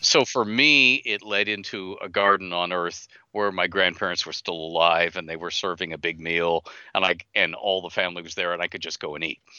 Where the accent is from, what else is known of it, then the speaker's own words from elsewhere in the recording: Canada; I'm Canadian.